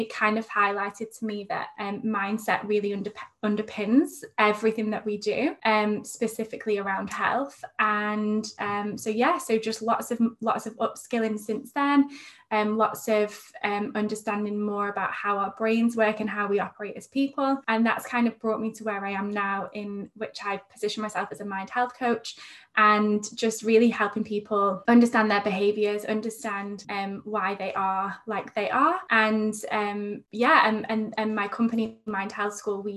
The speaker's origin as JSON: {"language": "English", "area": "near Manchester", "region": "North West England", "country": "United Kingdom", "moved": "as an adult", "lives_now": "Sydney, Australia", "said": "I'm actually from England, but I live in Sydney at the moment"}